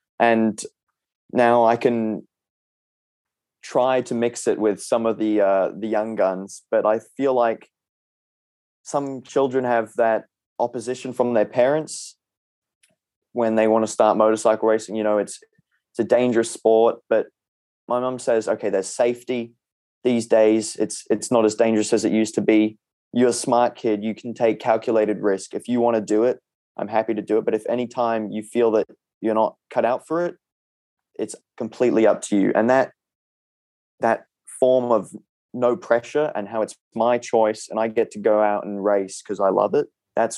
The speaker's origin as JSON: {"language": "English", "country": "Thailand", "tie": "born or raised there", "said": "You know, I'm a Kiwi, or half Australian actually, that's born in Thailand, that's grown up in a Thai neighborhood with all my neighbors being pretty much Thai."}